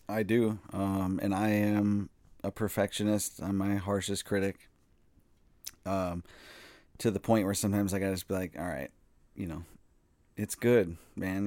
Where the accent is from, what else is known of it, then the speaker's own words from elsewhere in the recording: Eagan, Minnesota, United States; I'm from Eagan, uh, and I was very excited for the opportunity to get a job at a brewery in my hometown